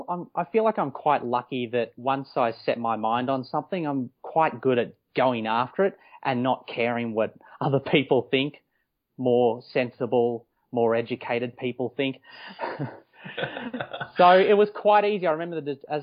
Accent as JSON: {"language": "English", "town": "Melbourne", "region": "Victoria", "country": "Australia", "tie": "born or raised there", "also_born_or_lived": "Los Angeles, United States / Wellington, New Zealand", "lives_now": "Melbourne, Australia", "said": "I grew up in Melbourne, Victoria. I was born in Mitcham, to be specific"}